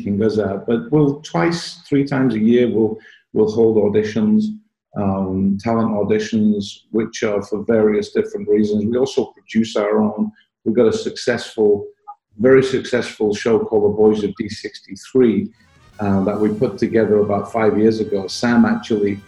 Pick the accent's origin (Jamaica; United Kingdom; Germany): United Kingdom; Manchester, North West England; moved away as an adult; also born or lived in Spain; now in United States; I'm British. I was born in Manchester, but left there really when I was about 23 to go to Spain.